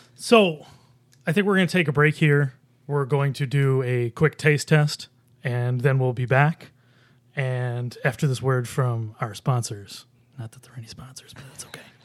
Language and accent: English; Buffalo, New York, United States; now in Rochester, United States; I'm from Buffalo